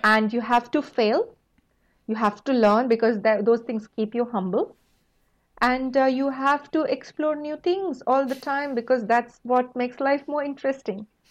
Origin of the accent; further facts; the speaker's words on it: India; moved away; coming from a small rural town in India, we had only limited opportunities. We didn't have internet and anything like what you guys have now growing up